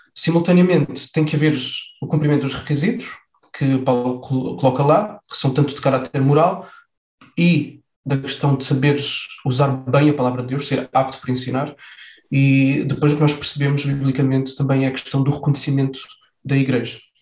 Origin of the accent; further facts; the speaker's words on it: Faro, Algarve, Portugal; Eu sou nascido em Faro, cresci em Faro, estudei em Faro.